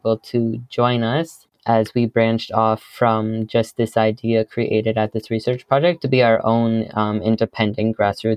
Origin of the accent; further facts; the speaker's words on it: Brant County, Ontario, Canada; I am from Brant County. I live on a farm in between Eyre, Paris, and Drumbo, Ontario.